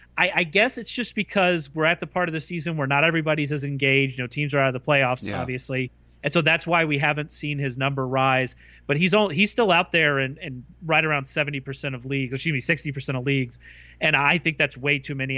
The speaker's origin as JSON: {"language": "English", "region": "the South", "country": "United States", "said": "I am from the South"}